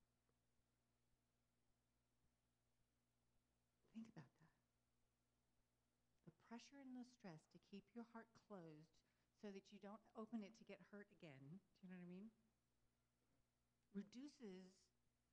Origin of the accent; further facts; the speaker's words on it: Houston, Texas, United States; we're both from Houston